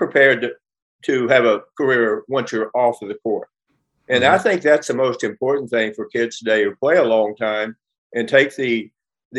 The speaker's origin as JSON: {"language": "English", "region": "West Virginia", "country": "United States", "tie": "born or raised there", "moved": "as an adult", "lives_now": "Los Angeles, United States", "said": "When I was a little kid growing up in West Virginia, not little, when I'm saying 8 to 11 years old"}